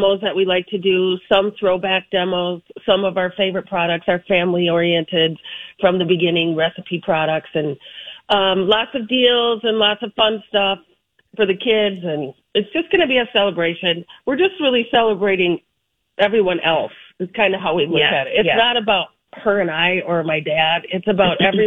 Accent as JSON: {"language": "English", "area": "Grand Avenue area", "region": "Minnesota", "country": "United States", "tie": "born or raised there", "said": "we're local. We grew up in the Grand Avenue area. It's our neighborhood"}